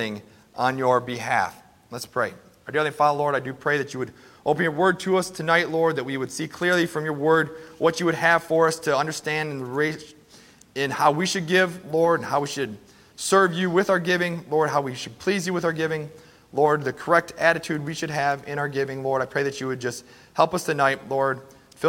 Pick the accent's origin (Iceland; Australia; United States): United States; we as American Christians